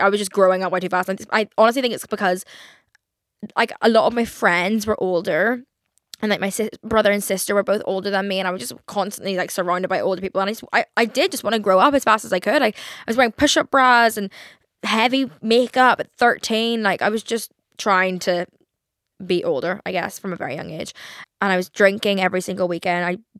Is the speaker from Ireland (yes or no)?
yes; Ireland; I'm Irish, okay?